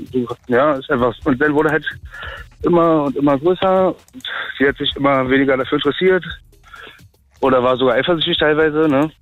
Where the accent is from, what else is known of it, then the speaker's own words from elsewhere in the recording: Berlin, Germany; Ich bin Berliner durch und durch